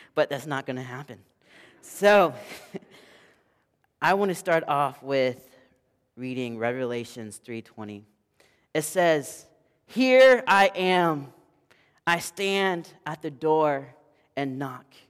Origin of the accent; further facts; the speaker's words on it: the South, United States; I am from the South